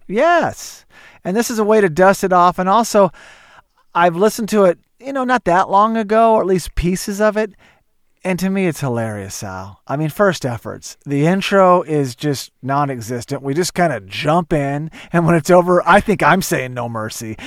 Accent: Tulsa, Oklahoma, United States; my hometown, Tulsa, Oklahoma.

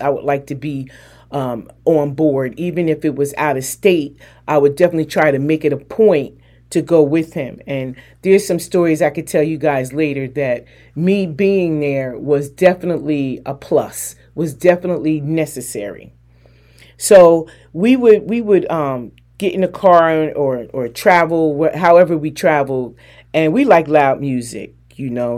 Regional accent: New Jersey, United States; moved away; also born or lived in North Carolina; I'm from Jersey

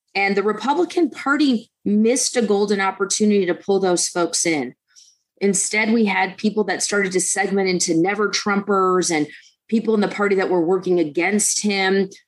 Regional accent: Detroit, Michigan, United States; I I grew up in in Detroit

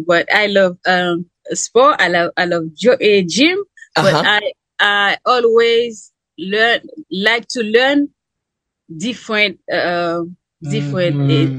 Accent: Haiti; English is a second language; moved away as an adult; now in United States; I'm from Haiti, but I live in U.S. now. I got into leave my country because there's been a lot of crime

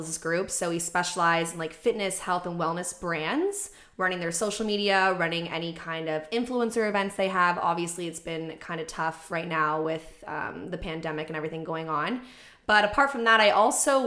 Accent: Oshawa, Ontario, Canada; moved away as an adult; now in Toronto, Canada; I grew up in Oshawa, so east of Toronto, the Dirty Schwa.

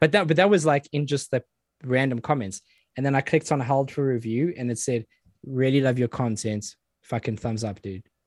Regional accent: South Africa; now in United Kingdom; I grew up in South Africa

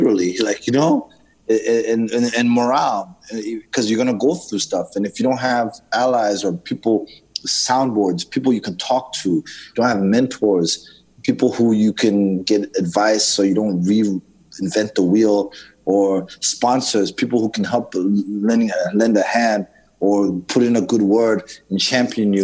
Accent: Zimbabwe; when I grew up in Zimbabwe

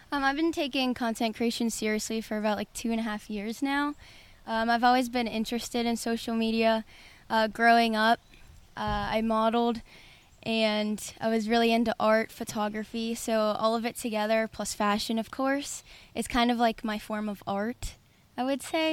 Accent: Pittsburgh, Pennsylvania, United States; I grew up in Pittsburgh, lived here my whole life

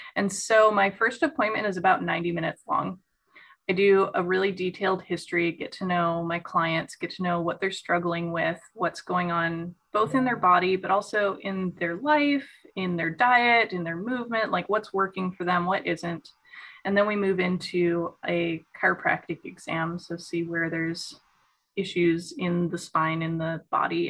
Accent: Chicago suburbs, Illinois, United States; I'm a Midwest native. I grew up in the Chicago suburbs

